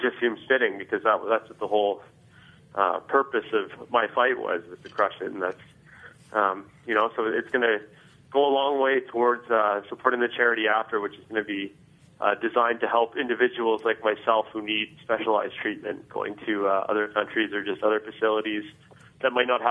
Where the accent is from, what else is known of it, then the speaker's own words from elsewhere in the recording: Canada; moved away; being Canadian back home, that's what we do. We play hockey